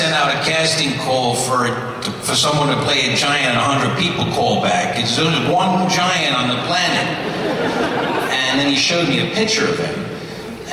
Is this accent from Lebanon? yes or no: no; England, United Kingdom; I grew up in England